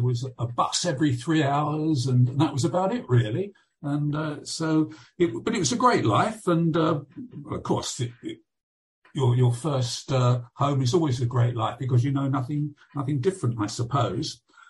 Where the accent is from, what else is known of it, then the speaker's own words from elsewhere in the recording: Fulking, South East England, United Kingdom; also born or lived in Brighton; But I have never actually lived in Brighton since I was born. I lived in the village of Fulking, which is 1 mile away from Poynings